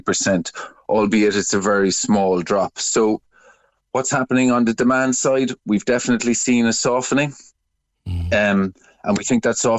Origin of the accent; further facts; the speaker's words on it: Cork, Munster, Ireland; I'm from Cork